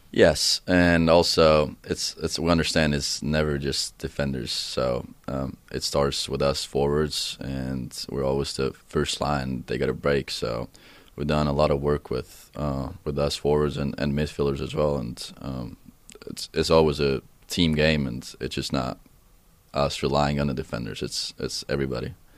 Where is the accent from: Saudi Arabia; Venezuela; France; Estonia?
Estonia; Tartu, Tartu County; first language Estonian; English is a second language; moved away; my hometown, Tartu, it's, it's actually a university down back home.